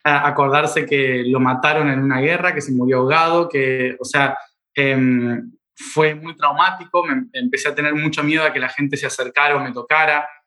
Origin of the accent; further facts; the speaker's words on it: Argentina; soy argentino